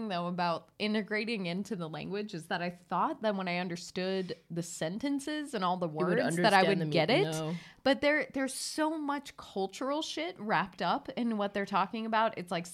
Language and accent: English; United States; now in Stockholm, Sweden; I'm American